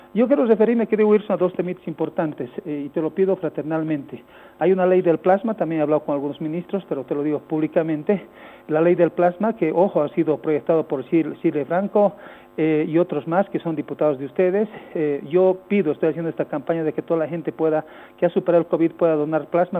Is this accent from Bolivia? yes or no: yes; Bolivia; que somos bolivianos